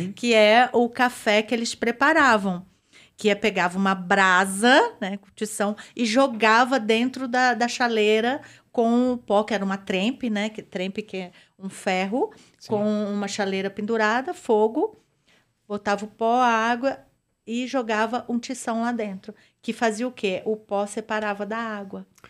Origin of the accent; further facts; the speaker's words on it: Espírito Santo, Brazil; also born or lived in Natal / Belo Horizonte; now in São Paulo, Brazil; lá na minha terra, né? Que eu tenho que puxar a sardinha para o Espírito Santo